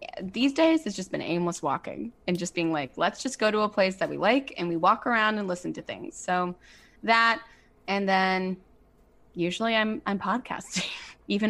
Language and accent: English; New Orleans, Louisiana, United States; now in Los Angeles, United States; I'm from New Orleans